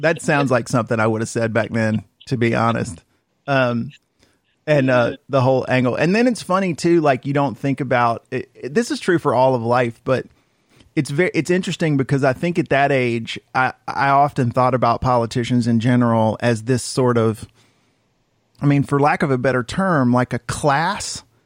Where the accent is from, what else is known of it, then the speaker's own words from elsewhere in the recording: Cartersville, Georgia, United States; growing up in Cartersville